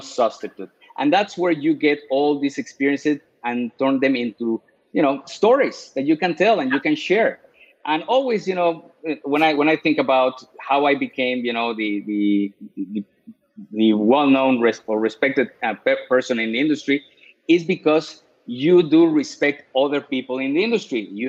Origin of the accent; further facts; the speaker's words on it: Mexico; English is a second language; moved away; I'm from Mexico, you know, being Hispanic, having an accent.